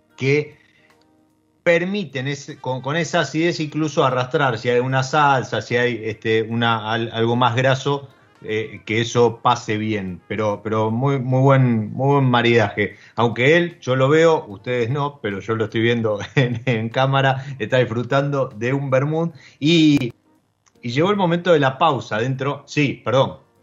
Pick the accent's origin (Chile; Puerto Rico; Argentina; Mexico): Argentina